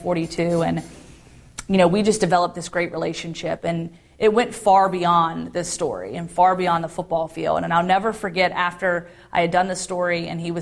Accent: Roanoke, Virginia, United States; also born or lived in Guantanamo Bay, Cuba; I grew up in Roanoke, Virginia, in what you would consider a middle-class family

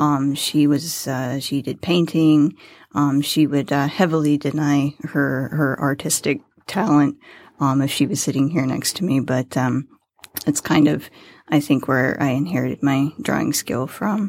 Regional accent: Farmington, Missouri, United States; moved away as an adult; also born or lived in San Diego, California; now in Michigan, United States; I was born in Farmington, Missouri

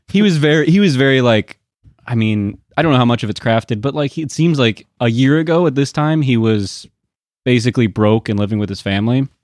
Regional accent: Portland, Oregon, United States; born or raised there; moved away

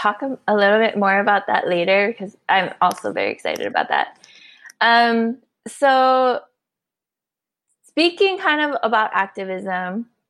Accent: Honolulu, Hawaii, United States; moved away as an adult; also born or lived in Kalihi, Oahu / Palama, Oahu; now in Dallas, United States; I grew up in Papakalea, but I've moved a lot on Oahu from living there. I've lived in like Kalihi or like Palama area. So, and I went to a few high schools, McKinley High School, and I've gone to Wanalua

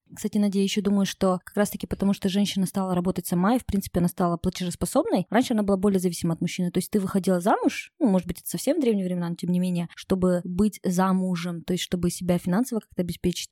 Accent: Kokshetau, Akmola Region, Kazakhstan; я сама из Кукштау, мои ровесники уже замужем

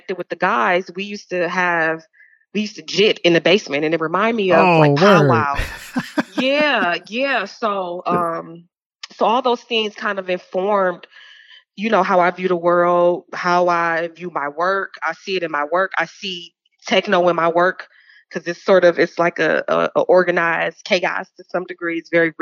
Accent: Detroit, Michigan, United States; also born or lived in Georgia; growing up in Detroit, it's a very black city

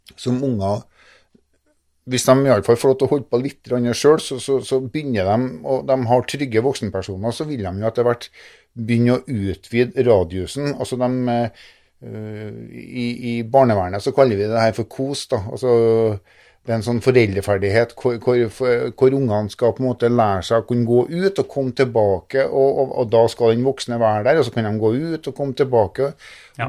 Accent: Norway; accent: lamodialekt; jeg snakker jo fortsatt lamodialekt

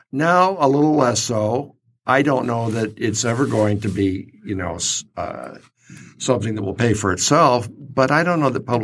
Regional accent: Kansas City, Missouri, United States; born there; Well, I was born in Kansas City.

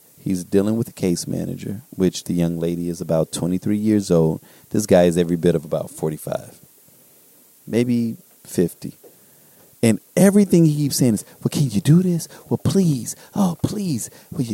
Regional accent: United States; I'm not going to pretend like I'm not an American

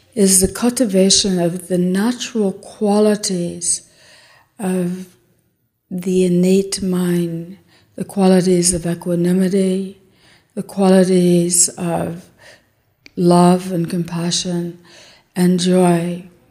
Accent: Texas, United States; I'm from Texas

